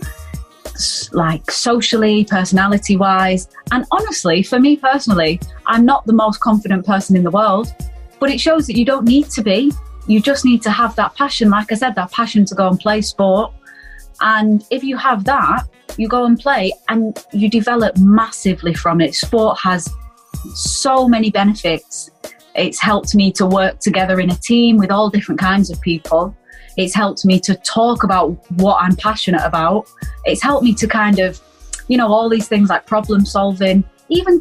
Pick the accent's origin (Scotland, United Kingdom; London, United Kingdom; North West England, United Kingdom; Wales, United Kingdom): North West England, United Kingdom; Manchester; I'm from Manchester, mm-hmm. In England